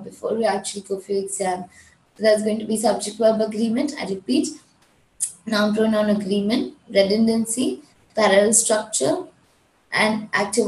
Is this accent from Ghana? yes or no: no; Gujarat, India; I'm from India, I belong to Gujarat.